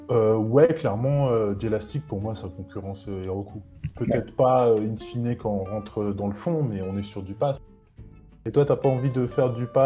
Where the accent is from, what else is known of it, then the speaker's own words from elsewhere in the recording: France; où on se dit mais moi je suis français, pourquoi est-ce que je vais prendre une VM en Indonésie ou en Inde ou en Corée